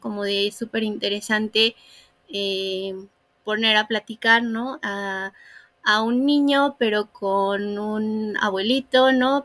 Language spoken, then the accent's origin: Spanish; Fortín, Veracruz, Mexico; also born or lived in Puebla; nací en Puebla, pero crecí en Veracruz